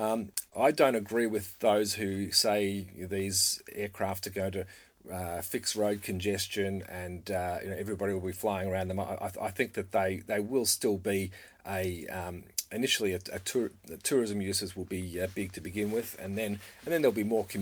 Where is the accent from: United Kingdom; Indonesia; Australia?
Australia; Victoria; in my home state, we have, you know, 350 fatalities a year in Victoria, Australia